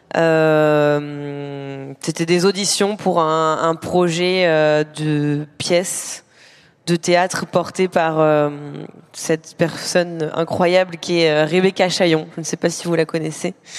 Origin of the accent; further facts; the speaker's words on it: Normandy, France; j'ai grandi en Normandie